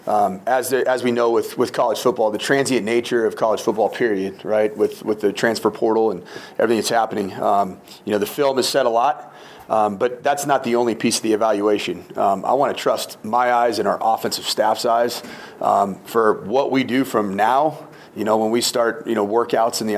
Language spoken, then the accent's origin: English; West Coast, United States; also born or lived in Minnesota; now in Boulder, United States; I'm originally from the West Coast